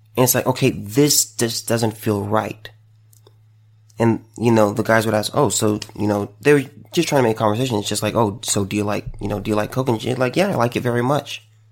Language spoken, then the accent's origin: English; United States; as an American